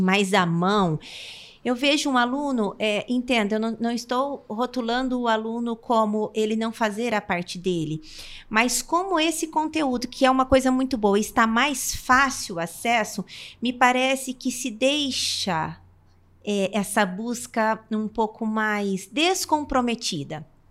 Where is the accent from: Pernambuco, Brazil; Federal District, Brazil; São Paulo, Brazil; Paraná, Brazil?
Paraná, Brazil; Umuarama; also born or lived in Londrina; eu sou nascida em Umuarama e a minha infância sempre então foi cercada desse contexto